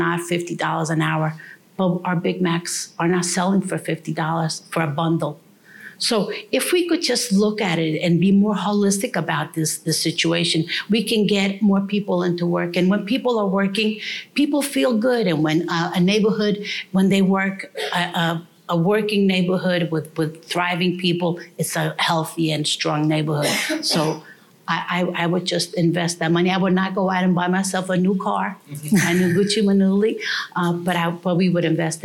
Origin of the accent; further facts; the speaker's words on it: New Jersey, United States; I was raised in New Jersey.